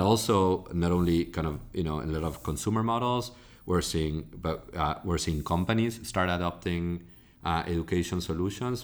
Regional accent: Argentina; moved away as an adult; now in United States; I'm originally from Argentina

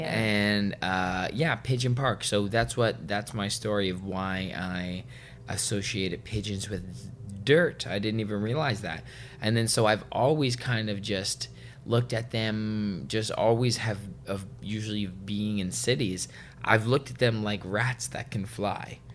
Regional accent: Vancouver, British Columbia, Canada; where I grew up in Vancouver

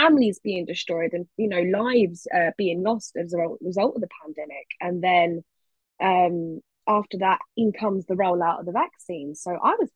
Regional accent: London, United Kingdom; I'm from London

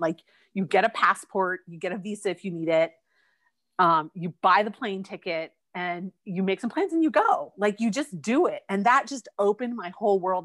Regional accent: Eugene, Oregon, United States; I grew up in Eugene, Oregon, and I lived in the same house my whole life.

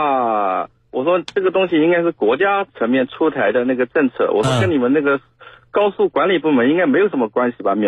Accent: Wuxi, Jiangsu, China; 我是无锡的。

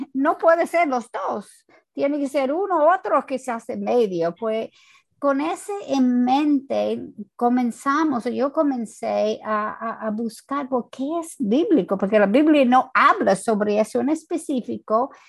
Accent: United States; Spanish is a second language; moved away as an adult; also born or lived in New Jersey, United States; now in Santo Domingo, Dominican Republic; yo no soy latina, ah, yo soy americana

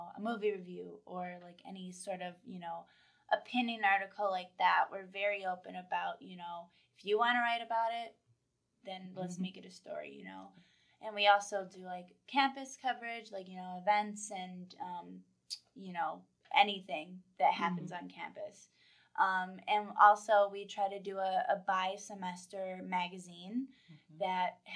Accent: Webster, New York, United States; growing up in Rochester

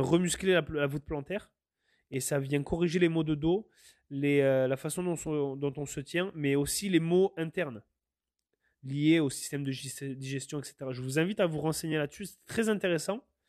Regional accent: France; now in Canada; je suis français, mais je me sens canadien quelque part

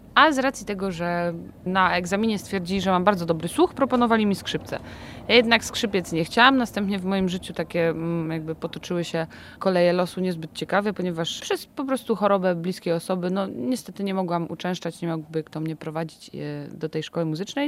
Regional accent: Zbąszyń, Greater Poland, Poland; Pochodzimy ze Zbąszynia

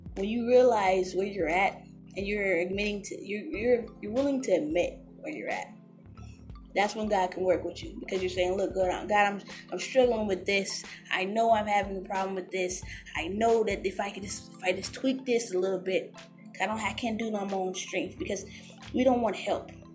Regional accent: California, United States; I grew up in California

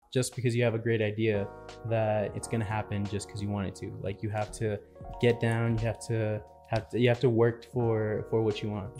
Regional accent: El Paso, Texas, United States; I'm from El Paso.

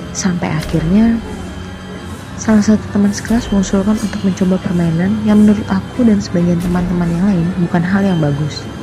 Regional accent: Surakarta, Central Java, Indonesia; Saya berasal dari kota Solo.

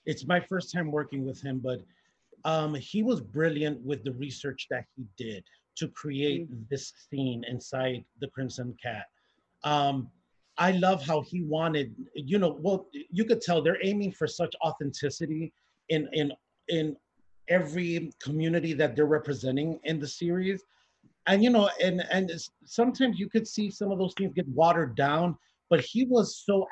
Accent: Chicago, Illinois, United States; I'm Puerto Rican from Chicago.

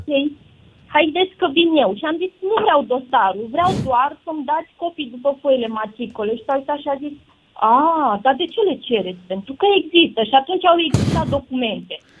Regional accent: Iași, Iași County, Romania; now in Bucharest, Romania; sunt din Iași, uh, am plecat de foarte mulți ani de acolo

